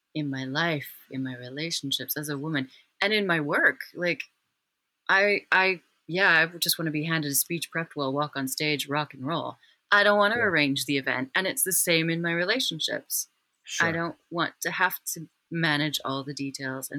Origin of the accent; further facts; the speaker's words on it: Wyoming, United States; I'm from Wyoming